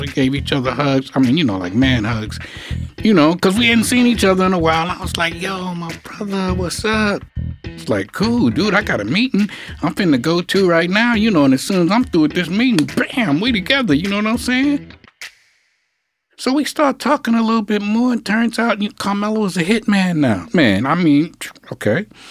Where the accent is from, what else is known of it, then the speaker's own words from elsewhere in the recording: New York City, New York, United States; I was born in Harlem Hospital. I lived on Lenox Avenue between 118th and 119th Street